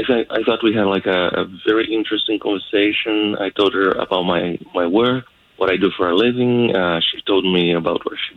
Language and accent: English; Brazil; moved away; I'm originally from Brazil.